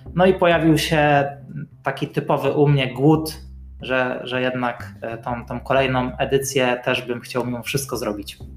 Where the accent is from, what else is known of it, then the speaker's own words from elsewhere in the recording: Bydgoszcz, Kuyavian-Pomeranian Voivodeship, Poland; ja jako bydgoszczanin